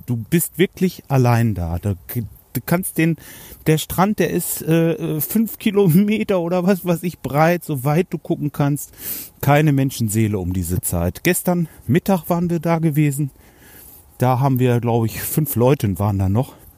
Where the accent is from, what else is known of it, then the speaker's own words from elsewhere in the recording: Hanover, Lower Saxony, Germany; Bei uns in Hannover